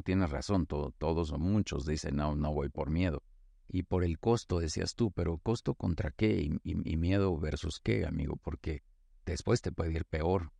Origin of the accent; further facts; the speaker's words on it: Mexico; soy mexicano